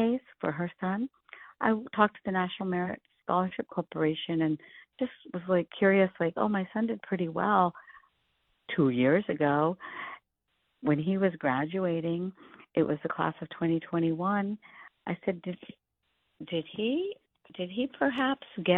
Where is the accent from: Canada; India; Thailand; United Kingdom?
India; now in United States; I'm an immigrant from India.